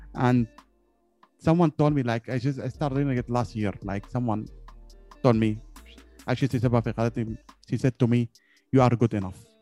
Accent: Yemen; I'm from Yemen

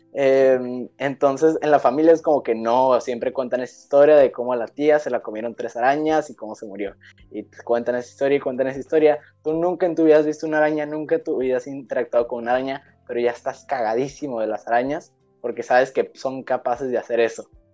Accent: Mexico; nosotros como mexicanos

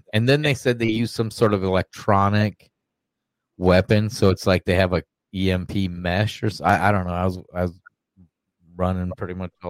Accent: Georgia, United States; My hometown, there's a murderer on the run.

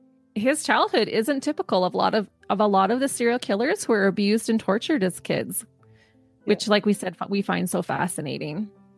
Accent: Canada; since we're Canadian podcasters

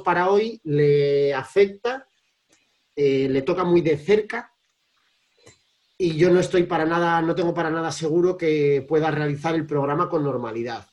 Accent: Cantabria, Spain; now in Madrid, Spain; en vez de estar en Madrid como habitualmente, y me he venido a mi pueblo, a Cantabria

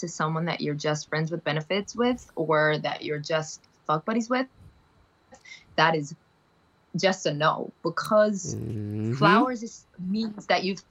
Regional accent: Amsterdam, North Holland, Netherlands; I'm from Amsterdam

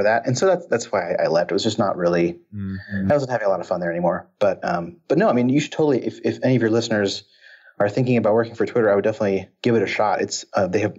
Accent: Seattle, Washington, United States; I grew up in Seattle, so it was all Microsoft

